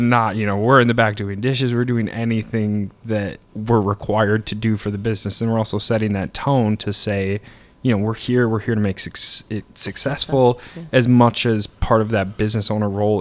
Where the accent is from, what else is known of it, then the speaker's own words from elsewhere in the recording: Upper Michigan, United States; moved away as an adult; I'm from Upper Michigan originally. I'm a Youper